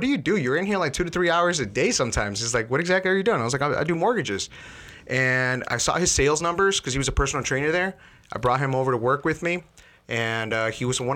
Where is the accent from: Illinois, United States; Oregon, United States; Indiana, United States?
Illinois, United States; Chicago; also born or lived in Elmwood Park; we grew up in Chicago